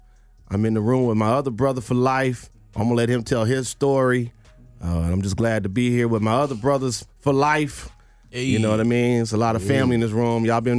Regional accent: Nashville, Tennessee, United States; also born or lived in New Jersey / Philadelphia / Los Angeles / New York; now in Atlanta, United States; I moved here from New Jersey. I lived in Philly. I lived in L.A. I lived in New York. I lived in D.C. I'm from Nashville.

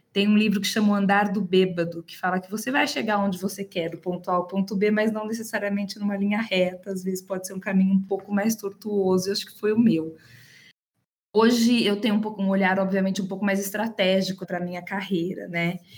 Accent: Campinas, São Paulo, Brazil; moved away as an adult; now in São Paulo, Brazil; Eu sou de Campinas, interior de São Paulo. É, moro em São Paulo há 20 anos

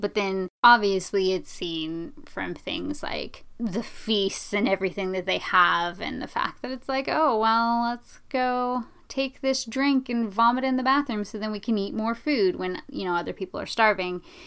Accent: United States; I didn't have the same types of discrimination against me growing up that a lot of people of Eastern Asian descent have here in this country

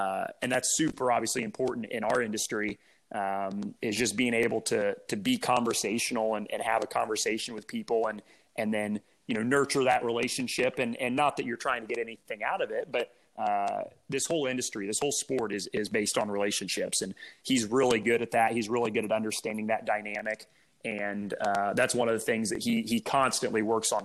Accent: Indianapolis, Indiana, United States; growing up in Indy as a race car driver

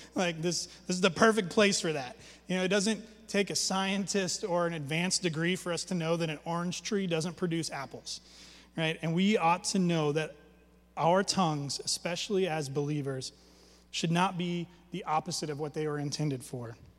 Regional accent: Alaska, United States; when I was a kid growing up in Alaska

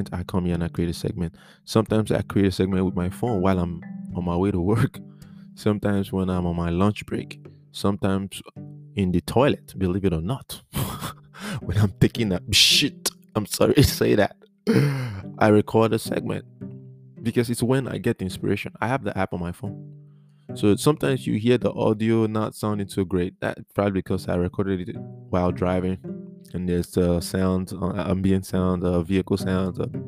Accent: Nigeria; also born or lived in Maiduguri, Borno, Nigeria; I'm from Nigeria, okay? I was in Maiduguri, the northern part of Nigeria.

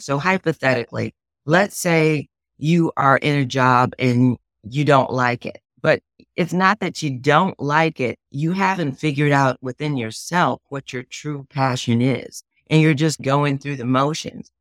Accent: Chicago, Illinois, United States; now in Kansas City, United States; I was born and raised in Chicago, Illinois

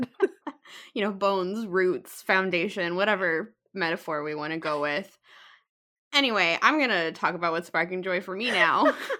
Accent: United States; we are two American women

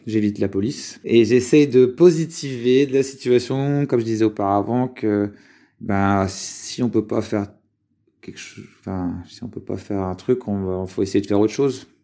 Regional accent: Lyon, Auvergne-Rhône-Alpes, France; je suis de Lyon et en ce moment je suis sur Lyon

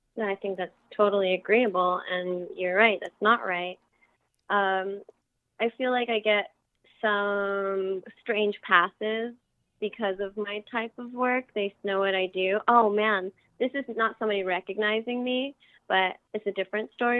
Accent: Las Vegas, Nevada, United States; my hometown of Las Vegas

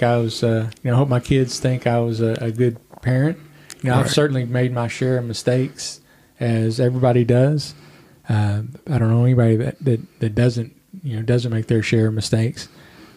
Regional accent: Bowling Green, Kentucky, United States; also born or lived in Evansville, Indiana / Tampa, Florida / Henderson, Kentucky; I grew up here in Bowling Green.

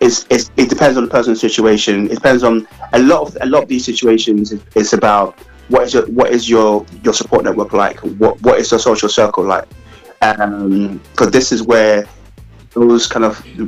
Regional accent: Ghana; now in United Kingdom; being Africa, being Ghanaian

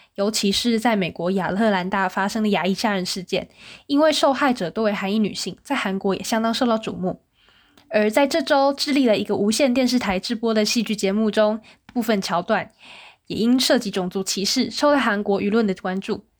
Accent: Taiwan; moved away as an adult; now in South Korea; 我们是台湾人

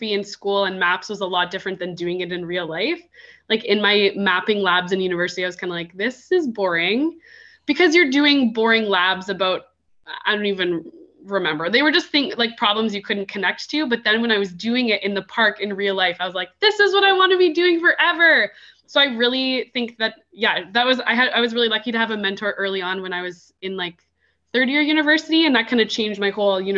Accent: Ontario, Canada; I grew up in Ontario

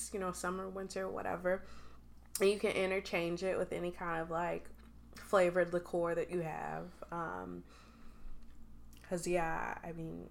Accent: Chicago, Illinois, United States; We're from Chicago

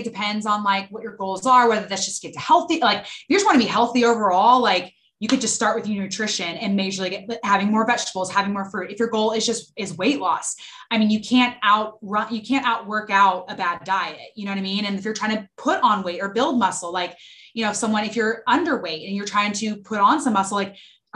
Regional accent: Dallas, Texas, United States; I'm from Dallas, Texas, born and raised

